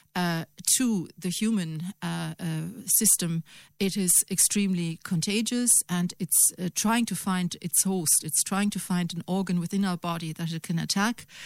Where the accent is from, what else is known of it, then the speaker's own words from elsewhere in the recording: Germany; now in Ireland; Germany. Obviously, my home country